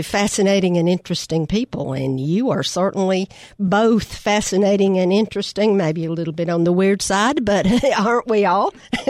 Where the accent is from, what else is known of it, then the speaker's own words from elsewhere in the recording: Michigan, United States; I'm from Michigan, right?